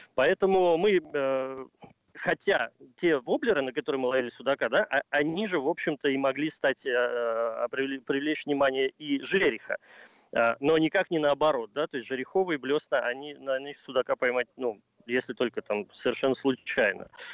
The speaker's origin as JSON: {"language": "Russian", "town": "Ryazan", "region": "Ryazan Oblast", "country": "Russia", "tie": "born or raised there", "said": "я родился и вырос в городе на Оке, в городе Рязани"}